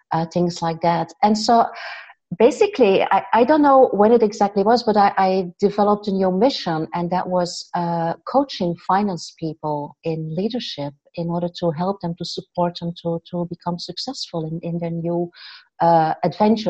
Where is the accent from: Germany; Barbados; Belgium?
Belgium; West Flanders; also born or lived in Ghent area, Belgium / Andalusia, Spain; now in Ghent, Belgium; I'm Belgian. I'm from West Flanders, this tiny little town